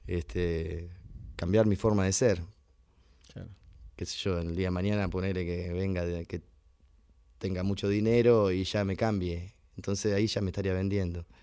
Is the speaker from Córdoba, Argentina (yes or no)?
no; Navarro, Buenos Aires Province, Argentina; moved away as an adult; also born or lived in Cosquín / Mercedes; now in San Andrés de Giles, Argentina; Nacido en Navarro y criado allá. Y bueno, me crié un poquito en Buenos Aires, que mi papá se fue a trabajar, pero después este, retomamos otra vez los pagos cuando yo era chico.